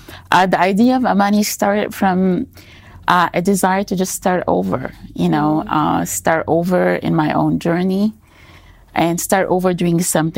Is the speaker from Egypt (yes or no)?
yes; Egypt; now in United States; I'm originally from Egypt. I've been living in the States for a long time.